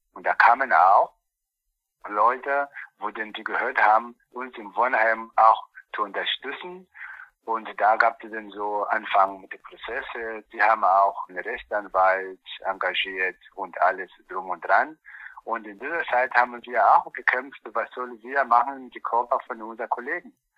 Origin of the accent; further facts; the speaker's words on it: Angola; German is a second language; now in Eberswalde, Germany; Bei uns in Angola